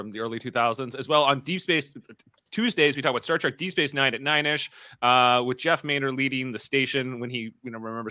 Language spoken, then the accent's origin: English; Ontario, Canada; accent: Ontario; my Ontario accent